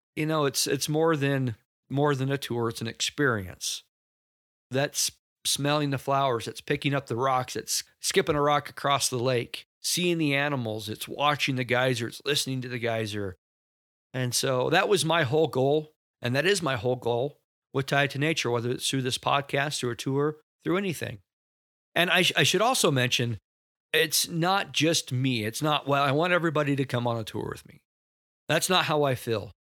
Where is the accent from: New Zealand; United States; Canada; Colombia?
United States; Rexburg, Idaho; I grew up in Rexburg, Idaho